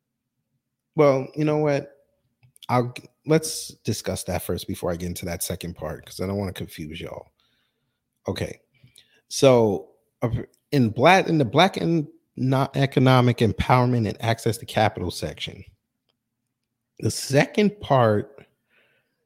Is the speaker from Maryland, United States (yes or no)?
no; New York, United States; I'm from New York